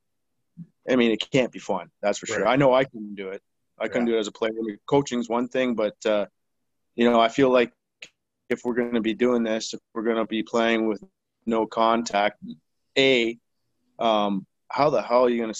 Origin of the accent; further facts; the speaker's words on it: Leamington, Ontario, Canada; also born or lived in Wheatley, Ontario; I grew up in Leamington and Wheatley, between the two towns